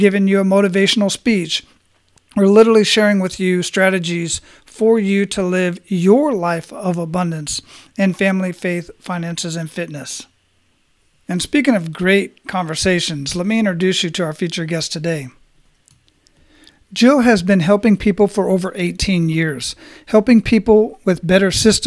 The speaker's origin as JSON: {"language": "English", "town": "Phoenix", "region": "Arizona", "country": "United States", "tie": "born or raised there", "moved": "as an adult", "said": "I was born and raised in Phoenix and left there when I was 20 to join the military"}